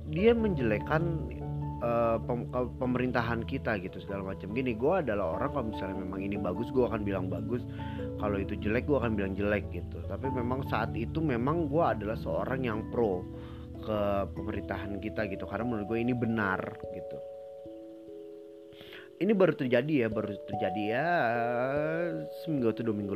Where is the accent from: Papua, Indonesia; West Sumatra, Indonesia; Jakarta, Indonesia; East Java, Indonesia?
Jakarta, Indonesia; born there; dia tahu nggak gue lahir di Kelapa Gading tahu nggak dia Kelapa Gading itu Jakarta Utara tahu nggak Jakarta Utara itu di Jakarta